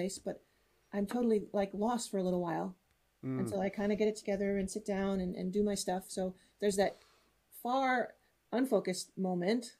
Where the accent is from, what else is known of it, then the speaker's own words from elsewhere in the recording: United States; first language English; now in Netherlands; I'm American living in Europe, living in the Netherlands, so I could use my native English